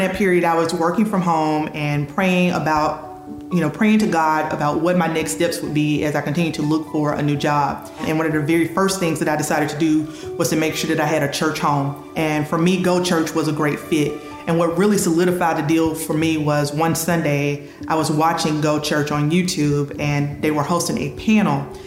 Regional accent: Mississippi, United States; moved away as an adult; also born or lived in Florida; now in Germantown, United States; I relocated from Florida to my hometown in Mississippi

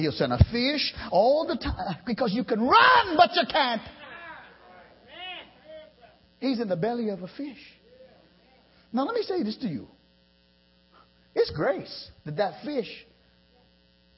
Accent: Trinidad & Tobago; now in United States; I lived around the sea all my boyhood. I'm from the islands. I'm from Trinidad

